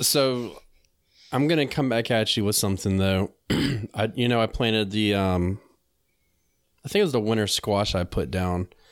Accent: North Carolina, United States; I'm from North Carolina, I was just living up there for a period of time.

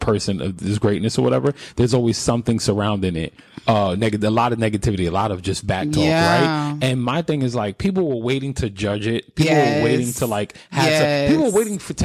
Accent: New York, United States; I'm from New York.

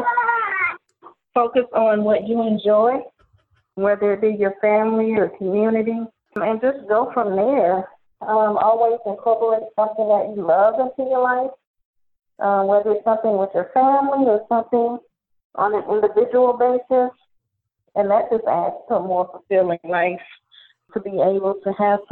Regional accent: Louisiana, United States; I am from Louisiana

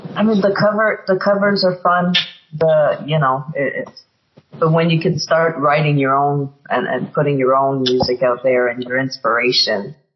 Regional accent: Montreal, Quebec, Canada; I'm originally from Montreal, Canada.

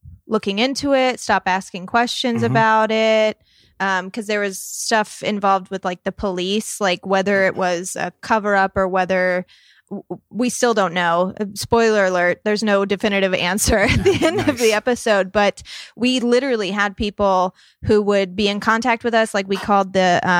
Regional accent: Southern Illinois, United States; moved away; Southern Illinois. And I found one that was from my hometown in 1975.

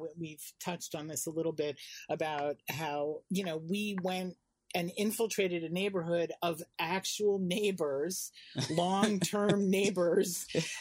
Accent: New York City, New York, United States; I grew up in Manhattan

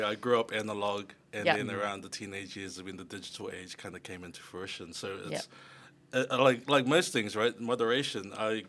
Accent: Auckland, New Zealand; I was born and raised in Mangere.

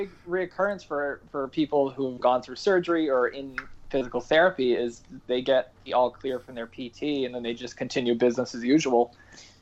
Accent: South Kingstown, Rhode Island, United States; also born or lived in Bristol Warren area, Rhode Island; I'm from originally South Kingstown, Rhode Island.

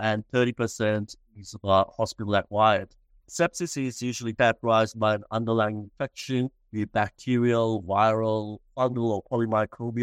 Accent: Sri Lanka; moved away as an adult; also born or lived in Australia; now in Melbourne, Australia; I was originally from Sri Lanka, born and raised, and I came to Australia to do my university studies

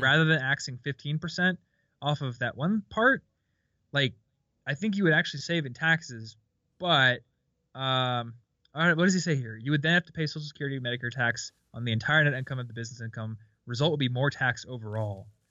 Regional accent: Midwest, United States; I'm from the Midwest

